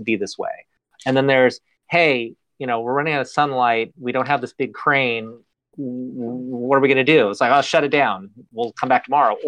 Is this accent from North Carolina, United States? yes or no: no; Northern California, United States; now in Los Angeles, United States; I come from Northern California. So I grew up in a small town